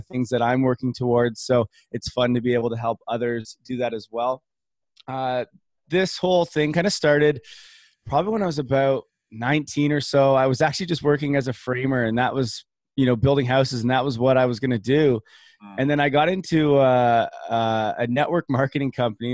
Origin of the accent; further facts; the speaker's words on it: Canada; growing up in Canada